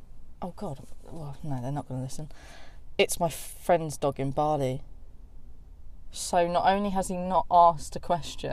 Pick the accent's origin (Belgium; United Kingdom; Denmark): United Kingdom; South East England; Oh, do you know where Surrey is?